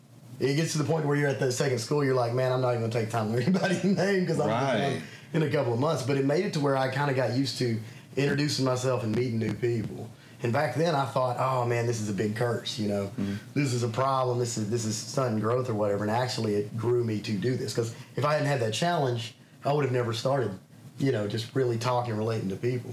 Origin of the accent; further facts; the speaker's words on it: Little Rock, Arkansas, United States; born there; I was born in Little Rock, Arkansas. We actually moved back and forth a lot when I was a kid.